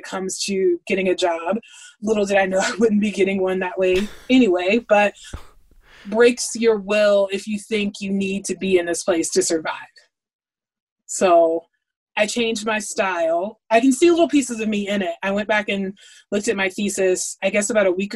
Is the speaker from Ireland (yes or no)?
no; the South, United States; also born or lived in New York City; now in South Carolina, United States; the way I wrote as a Southerner